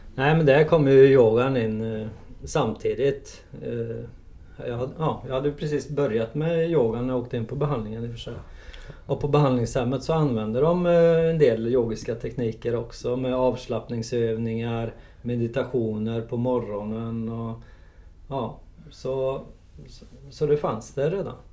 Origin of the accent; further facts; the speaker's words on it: Trollhättan, Västra Götaland, Sweden; född och uppvuxen i Trollhättan